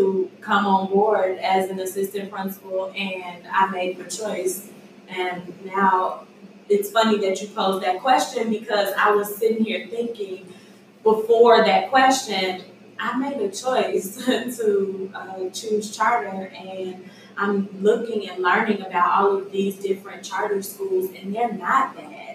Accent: Chicago, Illinois, United States; moved away as an adult; now in Texas, United States; I'm from Chicago. I'm now in Texas. I've been in Texas 3 years.

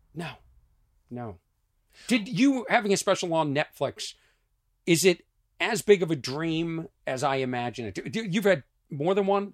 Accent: Lexington, Massachusetts, United States; I am from Lexington, Massachusetts

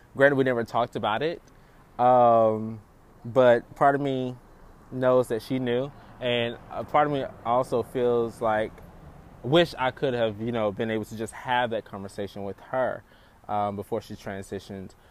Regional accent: Eatonton, Georgia, United States; now in Los Angeles, United States; I grew up in Eatonton, Georgia, a small town

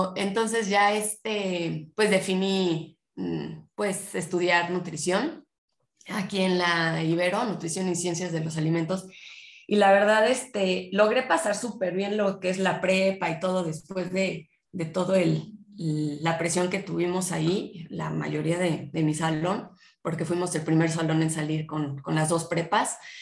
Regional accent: Puebla, Mexico; yo nací en Puebla, soy poblana

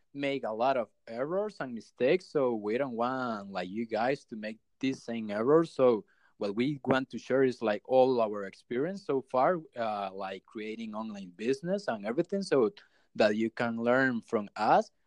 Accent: Costa Rica; first language Spanish; English is a second language; from Costa Rica

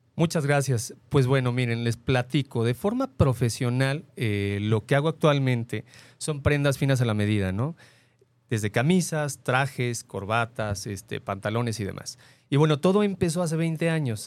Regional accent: Mexico City, Mexico; now in Guadalajara, Mexico; nosotros somos de la Ciudad de México y cuando llegué aquí a Guadalajara, llegamos aquí a vivir

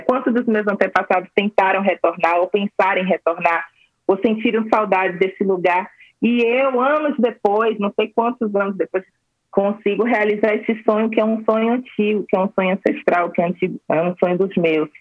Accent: Salvador, Bahia, Brazil; Salvador, né, minha terra

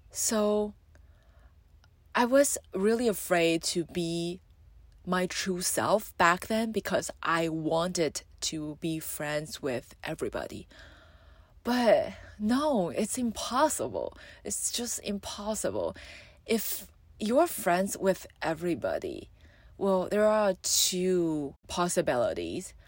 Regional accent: Taiwan; I'm from Taiwan, and though I love my country

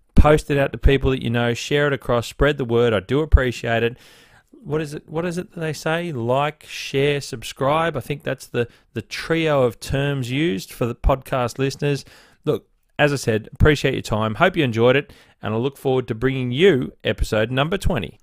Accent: Blue Mountains, New South Wales, Australia; also born or lived in Northern Beaches, Sydney; now in Sydney, Australia; I grew up in the Blue Mountains

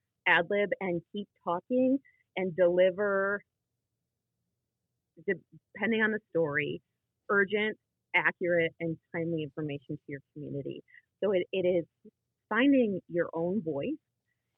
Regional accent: Rochester, Michigan, United States; moved away as an adult; now in West Michigan (Lake Michigan shore), United States; when I was living on the east side in the Metro Detroit area growing up in Rochester

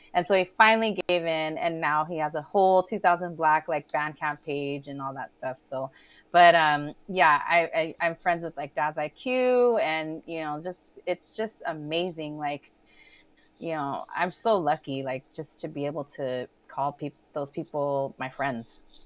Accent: Alhambra, California, United States; I'm from Alhambra

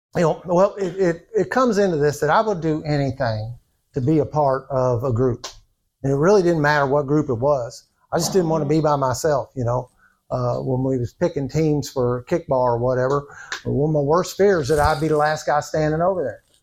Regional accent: New Albany, Indiana, United States; I was born in New Albany, Indiana. I don't know if you can tell from my accent or not. Uh, I've been born and bred there. I've lived there all my life

